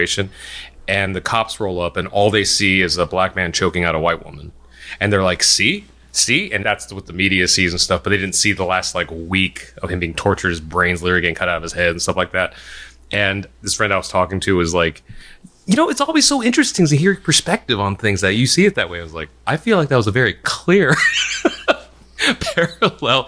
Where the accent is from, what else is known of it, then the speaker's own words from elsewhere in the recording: United States; I'm Korean American